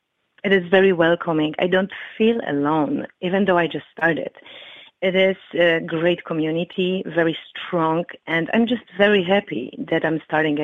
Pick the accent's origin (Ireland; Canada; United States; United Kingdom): United States; Chicago, Illinois; I am from Chicago, and currently I live in Chicago.